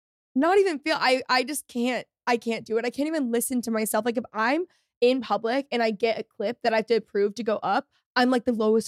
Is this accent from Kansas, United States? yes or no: no; Texas, United States; accent: Valley girl; I have no idea where I got this like godforsaken Valley girl accent. Like I grew up in Texas.